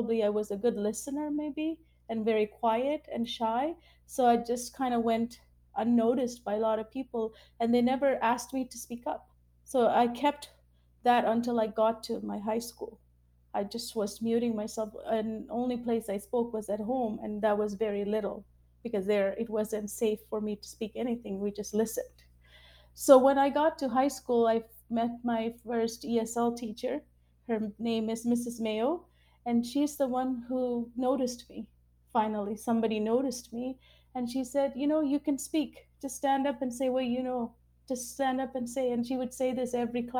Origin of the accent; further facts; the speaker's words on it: Vancouver, British Columbia, Canada; English is a second language; also born or lived in Sri Lanka; I moved to Canada when I was 6 years old. So I moved from Sri Lanka